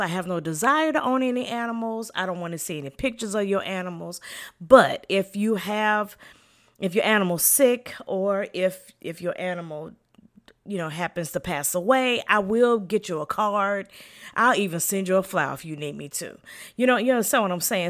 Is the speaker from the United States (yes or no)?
yes; the South, United States; I am from the South and in the country